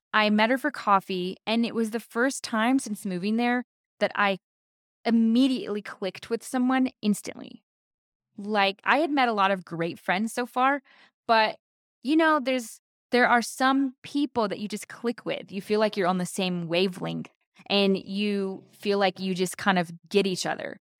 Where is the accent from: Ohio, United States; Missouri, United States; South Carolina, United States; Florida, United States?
South Carolina, United States; moved away as an adult; now in California, United States; Both of us were born and raised in South Carolina